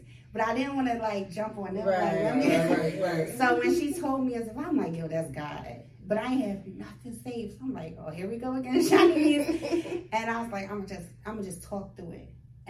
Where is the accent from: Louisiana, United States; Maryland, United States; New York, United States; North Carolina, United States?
Maryland, United States; Baltimore; So, but we're both from Baltimore.